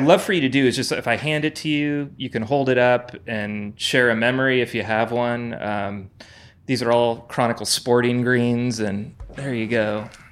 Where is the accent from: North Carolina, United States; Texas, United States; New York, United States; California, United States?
California, United States; Burlingame; I'm from Burlingame, San Mateo area.